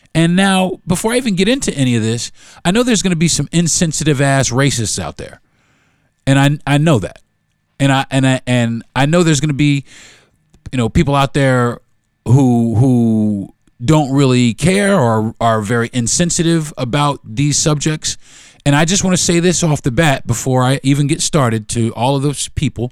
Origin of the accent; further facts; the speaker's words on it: United States; but I was born here in America. I'm American